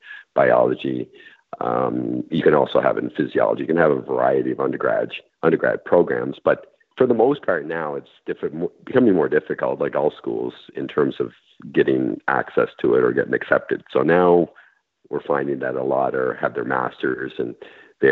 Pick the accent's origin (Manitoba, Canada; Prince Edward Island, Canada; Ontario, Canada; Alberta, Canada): Prince Edward Island, Canada; Montague; From Montague. PEI